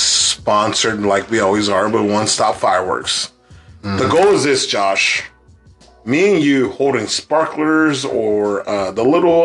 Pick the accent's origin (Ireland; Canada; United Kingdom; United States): United States; New Jersey; I'm from Jersey.